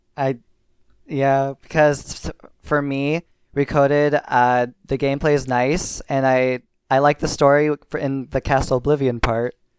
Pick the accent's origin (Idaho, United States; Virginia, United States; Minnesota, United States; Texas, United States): Minnesota, United States; accent: Minnesota; I'm from Minnesota